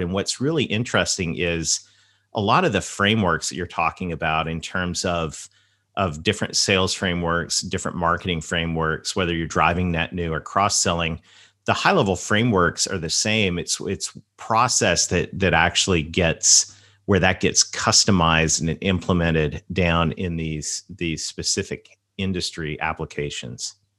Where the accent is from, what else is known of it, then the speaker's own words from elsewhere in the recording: the South, Southern United States, United States; accent: Southern; my Southern accent